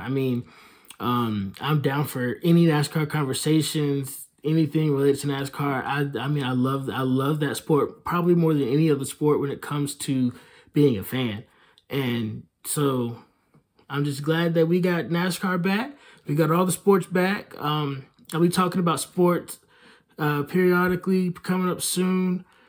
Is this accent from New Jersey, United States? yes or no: no; Hickory, North Carolina, United States; Dale Jarrett, who is from my hometown, lives a couple of miles away from me, because in Hickory, everybody lives a couple of miles away from everybody